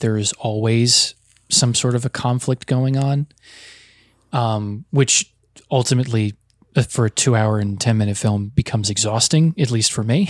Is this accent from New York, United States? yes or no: yes; the New York area, United States; I grew up in the New York area with a lot of Italian American kids